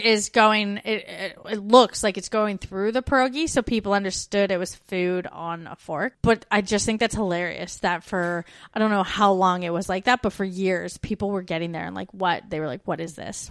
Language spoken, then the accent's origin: English; Brantford, Ontario, Canada; born or raised there; moved away as an adult